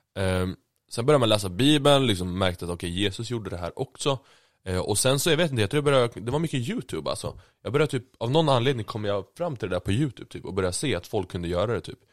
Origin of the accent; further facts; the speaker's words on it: Sweden; född och uppvuxen i Sverige